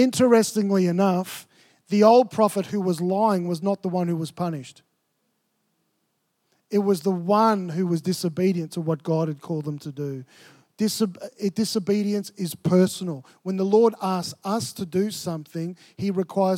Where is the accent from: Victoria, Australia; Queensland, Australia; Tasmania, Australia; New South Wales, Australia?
Victoria, Australia; Melbourne; moved away as an adult; I grew up in Melbourne